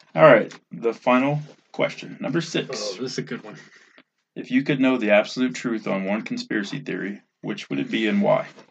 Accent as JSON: {"language": "English", "region": "Louisiana", "country": "United States", "said": "I'm from Louisiana"}